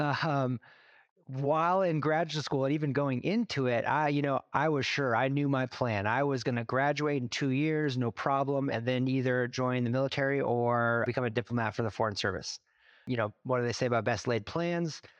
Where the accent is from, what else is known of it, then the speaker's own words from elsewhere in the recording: Alaska, United States; moved away as an adult; also born or lived in Dominican Republic; now in Seattle, United States; I grew up in Alaska, born and raised third generation Alaskan